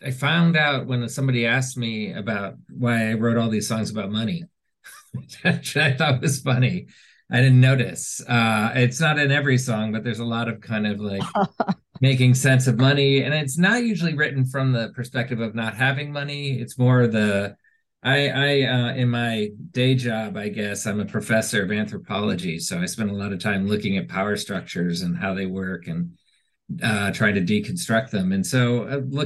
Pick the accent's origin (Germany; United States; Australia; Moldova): United States; Washington, District of Columbia; moved away as an adult; now in Montclair, New Jersey, United States; I grew up in Washington.